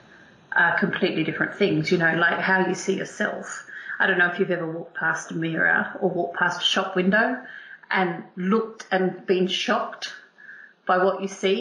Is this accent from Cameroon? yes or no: no; Australia; first language English; also born or lived in England; now in United Kingdom; I'm Australian, but obviously I've come over to this country, I've emigrated to this country, and I have a British passport